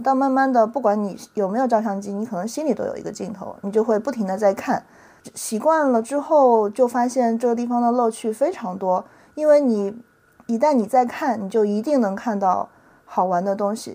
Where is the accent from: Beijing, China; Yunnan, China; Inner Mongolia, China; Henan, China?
Henan, China; a county town in; moved away as an adult; now in Shanghai, China; 我是上大学从河南的县城来上海